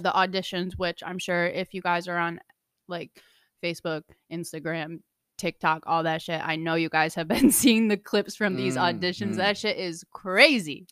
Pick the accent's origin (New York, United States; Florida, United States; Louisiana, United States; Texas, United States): New York, United States; New Hartford; moved away; I'm from Central New York, small little town. Shout out New Hartford